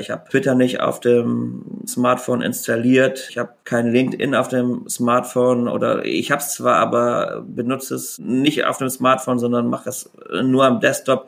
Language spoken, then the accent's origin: German; Rhineland, Germany; ich als Rheinländer natürlich auch katholisch bin